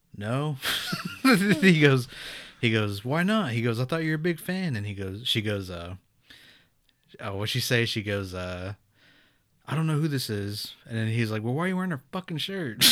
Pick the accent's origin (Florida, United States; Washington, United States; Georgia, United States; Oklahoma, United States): Oklahoma, United States; Pawnee; I'm from Pawnee